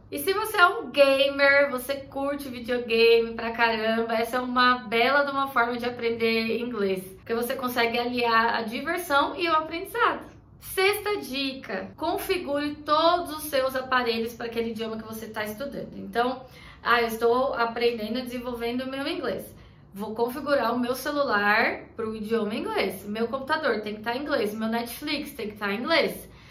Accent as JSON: {"language": "Portuguese", "country": "Brazil", "said": "Nós brasileiros"}